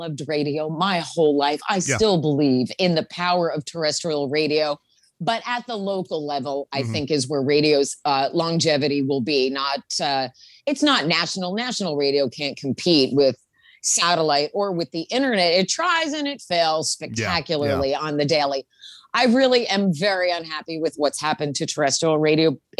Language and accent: English; New Jersey, United States; now in Portland, United States; I'm originally from New Jersey, which is the most aggressive place in the entire world. And even 20 years of living here has not gotten any of the Jersey girl out of me.